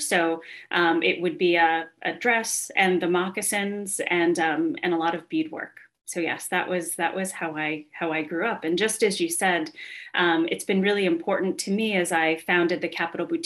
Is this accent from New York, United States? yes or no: yes; Shinnecock Indian Reservation, Long Island, New York, United States; moved away as an adult; also born or lived in Bronx, New York; now in Boston, United States; So I was born on Long Island, grew up in the Bronx, and moved out to the Shinnecock Indian Reservation on Long Island when I was going into kindergarten. So I grew up on the reservation until I went to college